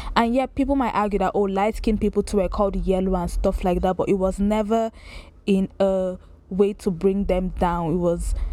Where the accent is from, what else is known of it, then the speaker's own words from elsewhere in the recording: Lagos, Nigeria; I grew up in Lagos, Nigeria, raised there